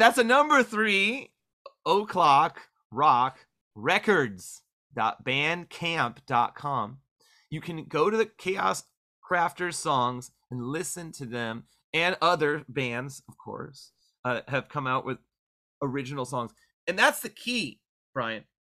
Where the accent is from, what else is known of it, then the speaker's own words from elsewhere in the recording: Orange County, California, United States; now in Bay Area, United States; I didn't have a nine two four Gilman where I grew up in Orange County